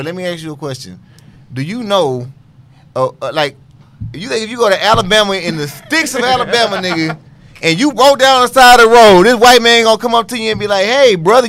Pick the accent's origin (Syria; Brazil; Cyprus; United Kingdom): Cyprus; I mean, I'm from Cyprus.